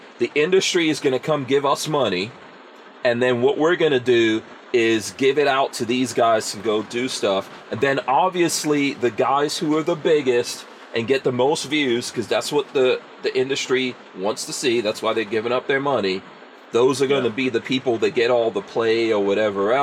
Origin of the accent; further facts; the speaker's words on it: New York City, New York, United States; my time of growing up in New York City in hip hop